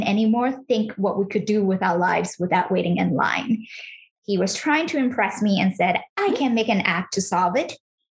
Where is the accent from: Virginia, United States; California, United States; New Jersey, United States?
California, United States; now in New York City, United States; I grew up in California, and I was raised in kind of a traditional household